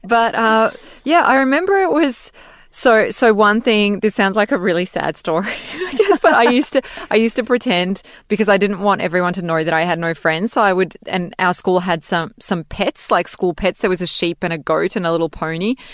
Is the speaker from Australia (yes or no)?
yes; Australia; first language Serbo-Croatian; English is a second language; also born or lived in Belgrade, Serbia; now in New York, United States; we lived in Australia and I grew up there